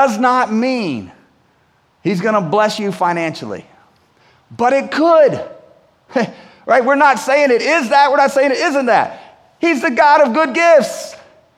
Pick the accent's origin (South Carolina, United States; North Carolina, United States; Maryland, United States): North Carolina, United States; Winston-Salem; growing up in Winston-Salem